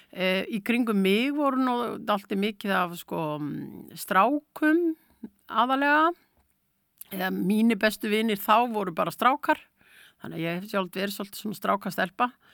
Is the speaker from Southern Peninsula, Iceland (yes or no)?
no; Akureyri, Northeastern Region, Iceland; borin á Baltfætti hérna á Akureyri